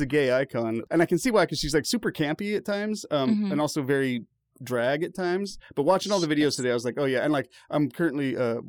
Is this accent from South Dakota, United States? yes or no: no; Ukiah, California, United States; we grew up in Ukiah.